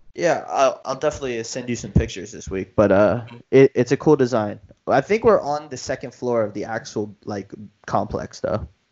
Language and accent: English; Miami, Florida, United States; we're from Miami